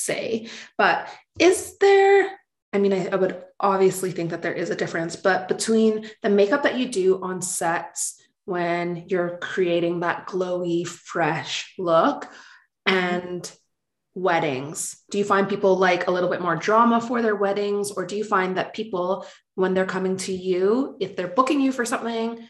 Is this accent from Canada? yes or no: yes; Canada; accent: Canadian; my Canadian accent